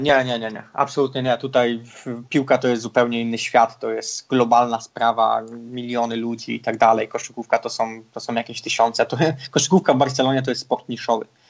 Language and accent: Polish; Poland; moved away; człowieka z małego miasteczka, jakim ja jestem z Polski